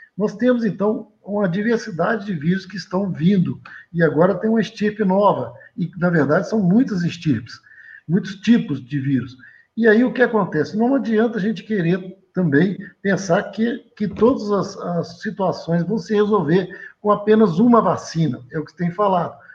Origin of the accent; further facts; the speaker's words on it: Leopoldina, Minas Gerais, Brazil; Eu sou natural de Leopoldina